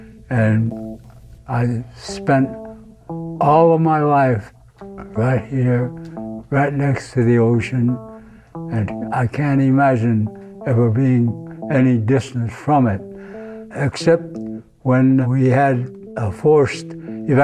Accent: Monterey, California, United States; I was born in Monterey, about a half a block from the entrance to the aquarium now, but that was in March the 7th, 1919.

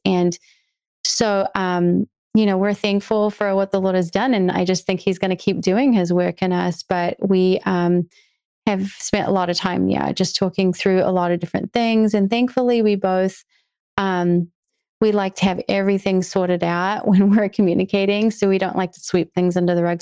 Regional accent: New Zealand; now in United States; I was born and raised in New Zealand

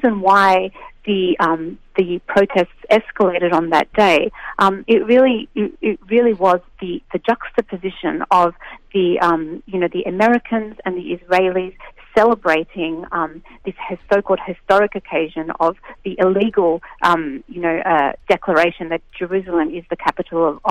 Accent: Australia; an Australian Palestinian

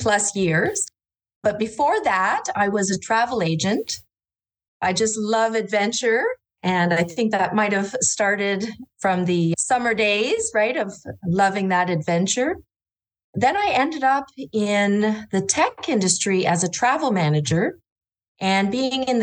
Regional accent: Orléans, Ontario, Canada; I grew up in Orleans, which is now a city, just outside of Ottawa in Ontario, Canada

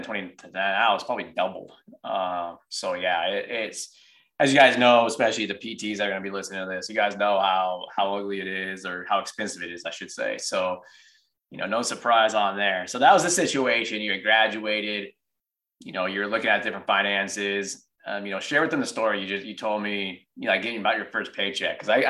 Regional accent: San Jose, California, United States; moved away as an adult; now in Texas, United States; I grew up in San Jose and then moved out to Texas about 3 years ago

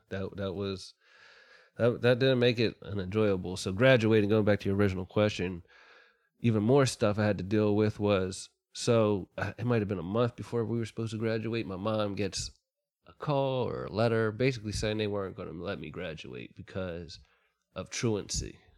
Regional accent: Ambler, Pennsylvania, United States; born or raised there

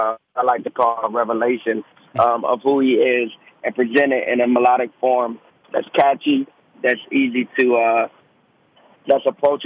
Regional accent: Georgia, United States; also born or lived in Delaware / Germany; now in South Carolina, United States; Born Delaware, first 2 years Germany, primarily. I grew up in Georgia, state of Georgia, and now I'm in South Carolina.

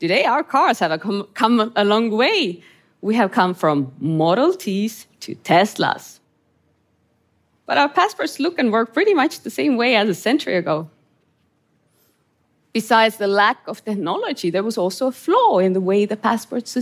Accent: Estonia; grew up in Estonia under Soviet occupation

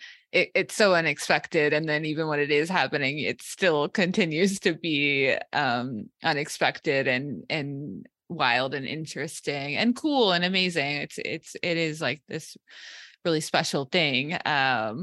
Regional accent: United States; as an American

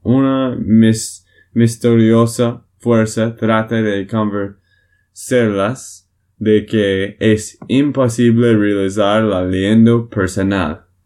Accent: Texas, United States; de Texas, Estados Unidos.

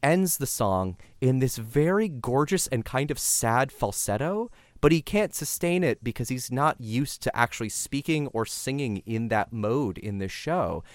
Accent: San Diego, California, United States; I grew up Catholic in San Diego, California

